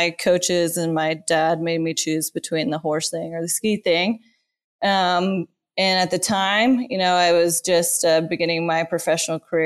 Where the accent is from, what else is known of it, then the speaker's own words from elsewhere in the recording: Aspen, Colorado, United States; moved away as an adult; also born or lived in Boulder, Colorado; now in Sheridan, United States; I was born and raised in Aspen, Colorado